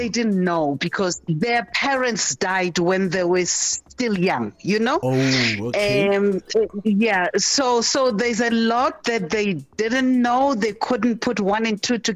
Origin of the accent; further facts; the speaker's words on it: Durban, KwaZulu-Natal, South Africa; I was born in Durban, in KwaZulu-Natal